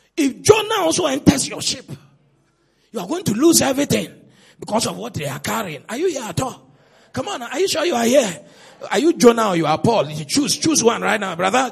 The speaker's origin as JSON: {"language": "English", "town": "Cape Coast", "region": "Central Region", "country": "Ghana", "tie": "born or raised there", "said": "I was born in Cape Coast, I grew in Cape Coast"}